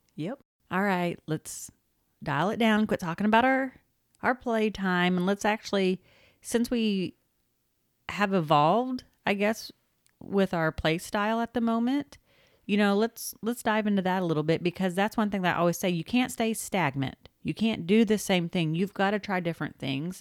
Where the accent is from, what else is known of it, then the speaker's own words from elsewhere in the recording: Oklahoma, United States; moved away; we are originally from Oklahoma